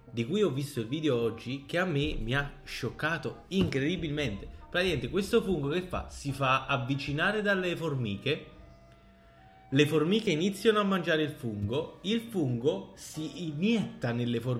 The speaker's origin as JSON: {"language": "Italian", "country": "Italy", "accent": "Italian", "said": "io oggi ho l'accento più italiano del mondo, quindi non vi, non vi focalizzate molto."}